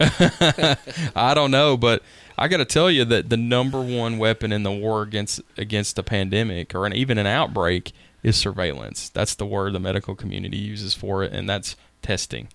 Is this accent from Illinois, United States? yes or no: no; Nashville, Tennessee, United States; I grew up in Woodbine in Nashville